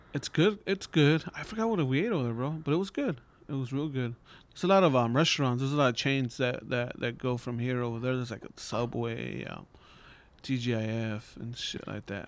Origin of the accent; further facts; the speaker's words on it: Los Angeles, California, United States; I'm from East L